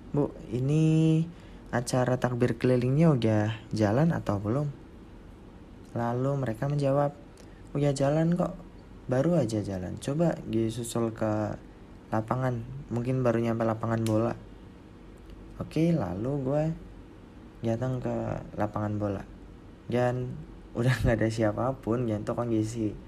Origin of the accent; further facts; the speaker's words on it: Banjarnegara, Central Java, Indonesia; di kampung gua kampung gua di Banjarnegara sana uh, apa agak lorong-lorong tuh ya kayak gang-gang gitu di sebelah rumah maupun di daerah pedesaan